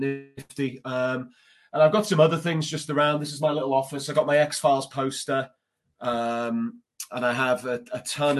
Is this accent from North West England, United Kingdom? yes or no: yes; Liverpool, North West England, United Kingdom; moved away as an adult; now in Indiana, United States; I'd only moved to the United States in November 2018. I'm from Liverpool, England, originally.